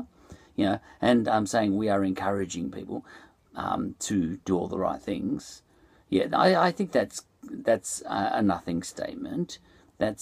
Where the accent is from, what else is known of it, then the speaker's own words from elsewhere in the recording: Ireland; also born or lived in Essendon, Melbourne, Australia; now in Melbourne, Australia; I'm Irish